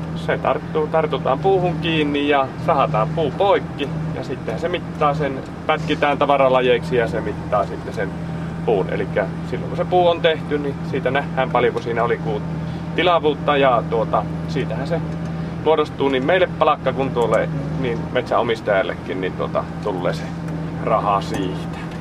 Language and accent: Finnish; Pudasjärvi, North Ostrobothnia, Finland; moved away as an adult; also born or lived in Taivalkoski; now in Kuopio, Finland; minä en ole Kiimingistä, mutta minä olen Pudasjärveltä